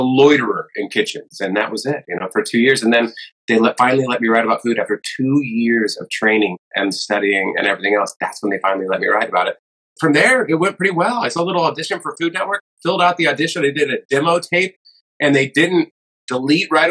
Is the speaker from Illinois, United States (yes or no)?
no; San Diego, California, United States; I'm in San Diego. I was born and raised in San Diego